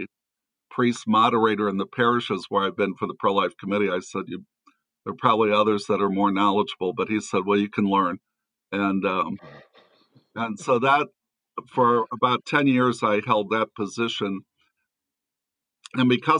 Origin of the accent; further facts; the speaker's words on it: St. Louis, Missouri, United States; I'm originally from St. Louis.